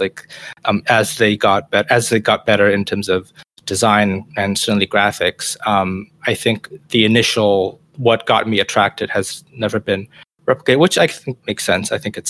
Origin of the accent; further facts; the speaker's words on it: Malaysia; I grew up in Malaysia